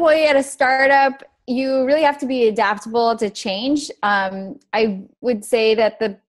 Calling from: Buenos Aires, Argentina; I am dialing in from Buenos Aires.

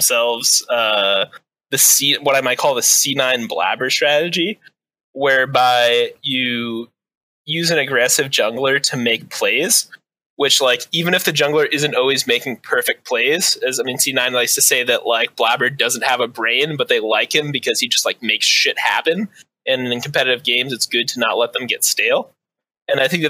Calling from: Martha's Vineyard, Massachusetts, United States; I'm calling from Massachusetts

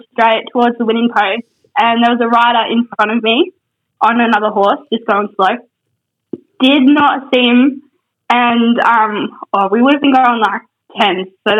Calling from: Queensland, Australia

